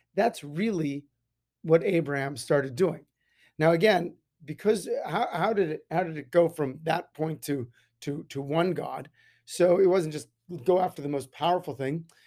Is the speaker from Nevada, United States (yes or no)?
yes; Las Vegas, Nevada, United States; growing up in Las Vegas, the sun is very powerful